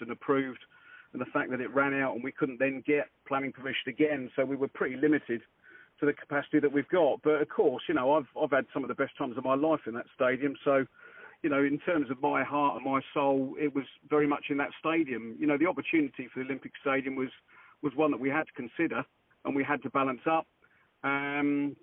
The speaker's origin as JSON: {"language": "English", "area": "Cambridgeshire", "region": "East of England", "country": "United Kingdom", "said": "I'm from Cambridgeshire, and still live in Cambridgeshire"}